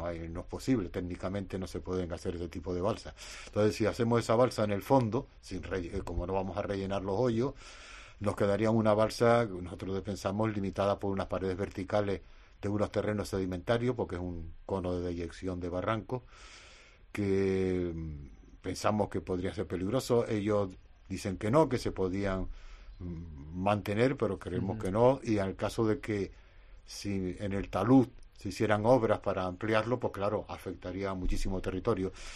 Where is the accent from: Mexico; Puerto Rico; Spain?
Spain; Canary Islands